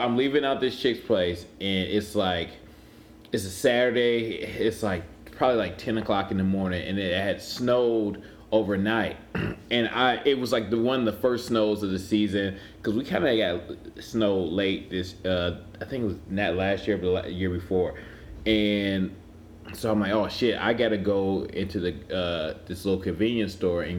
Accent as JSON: {"language": "English", "town": "Cleveland", "region": "Ohio", "country": "United States", "said": "I'm from Cleveland"}